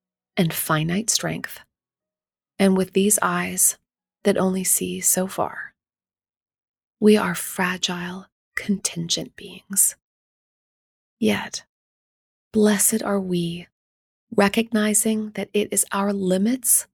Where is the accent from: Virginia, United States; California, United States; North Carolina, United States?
North Carolina, United States; Durham; my hometown of Durham, North Carolina